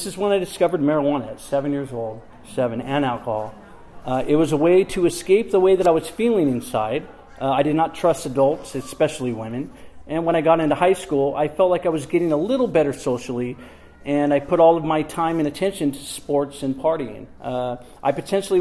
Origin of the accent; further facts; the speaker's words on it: Camarillo, California, United States; also born or lived in Oxnard, California; I was born in Oxnard, California in 1970, and I was raised by my grandparents and my mother in Camarillo, California.